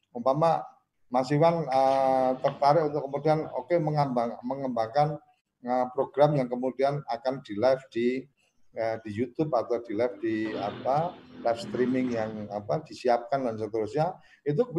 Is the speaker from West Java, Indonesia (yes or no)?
no; Temanggung, Central Java, Indonesia; kebetulan aku orang Temanggung, pas aku pulang ke Temanggung